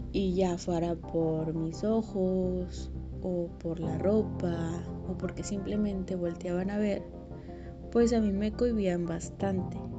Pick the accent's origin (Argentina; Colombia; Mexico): Mexico; moved away as an adult; also born or lived in Mexico City; Cuando yo recién me fui a la Ciudad de México, obviamente era foránea